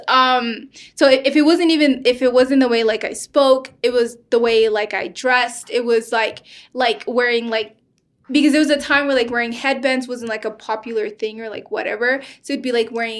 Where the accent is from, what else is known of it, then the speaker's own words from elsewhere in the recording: Sudan; moved away; So I'm from Sudan